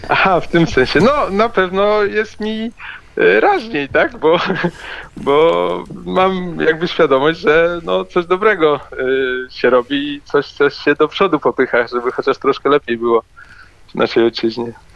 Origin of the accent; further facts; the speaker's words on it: Wrocław, Lower Silesian Voivodeship, Poland; ja jestem z Wrocławia